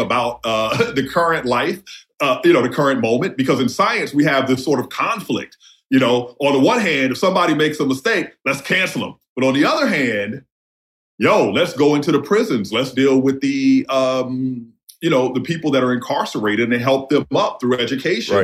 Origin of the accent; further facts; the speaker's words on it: New Orleans, Louisiana, United States; also born or lived in Jasper County, Mississippi / South Central Los Angeles; I was born in New Orleans, and my home community is New Orleans East. My father is from rural Mississippi, so I spent half of my you know pre 18 life there